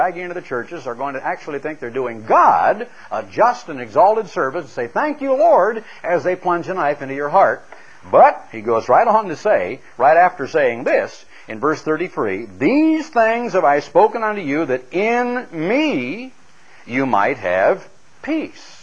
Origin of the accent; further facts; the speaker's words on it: Oregon, United States; a young lad growing up in Oregon